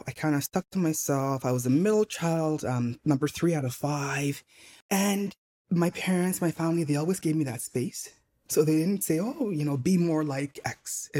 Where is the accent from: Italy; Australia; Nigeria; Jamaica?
Nigeria; also born or lived in Montreal, Canada; So even though I was born in Montreal, I spent my childhood in Nigeria.